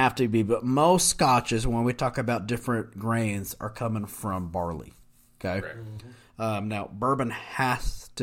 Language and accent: English; United States; we're American